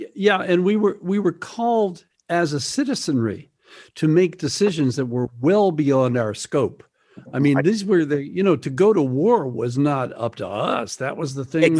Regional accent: Midwest, United States; moved away; also born or lived in Greenwich Village, New York; a young kid growing up in the Midwest

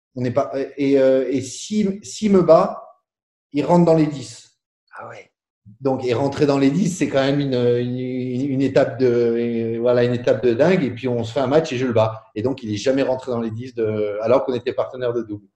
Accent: Boulay-Moselle, Grand Est, France; also born or lived in Marly; je suis né à Boulay

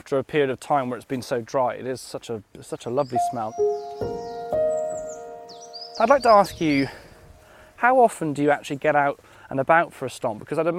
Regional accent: Nantgaredig, Wales, United Kingdom; I grew up outside Nankeredig.

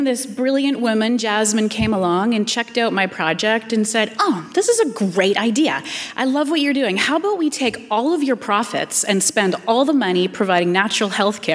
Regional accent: Canada; as a Canadian, we stand up for the underdog

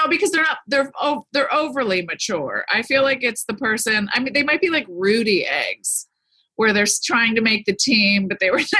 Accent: Easton, Pennsylvania, United States; also born or lived in Allentown, Pennsylvania; now in Malibu, United States; I grew up with in Easton, Pennsylvania, Allentown.

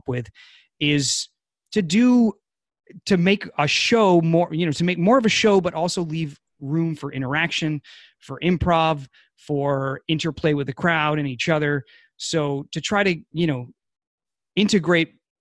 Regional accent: New Hampshire, United States; now in California, United States; I'm from New Hampshire.

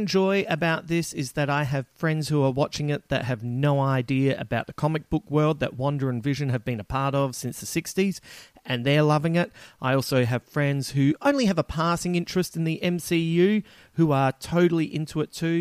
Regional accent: Adelaide, South Australia, Australia; moved away; flying home to Adelaide, as you know, my hometown

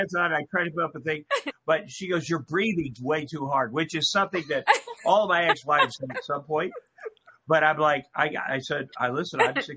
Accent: Iowa, United States; now in Los Angeles, United States; I'm from Iowa.

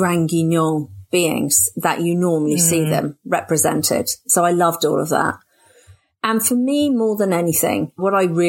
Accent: Oxford, South East England, United Kingdom; I was born and brought up in Oxford

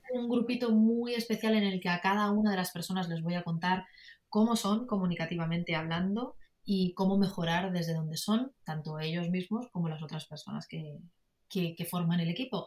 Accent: Madrid, Community of Madrid, Spain; yo soy madrileña, soy española

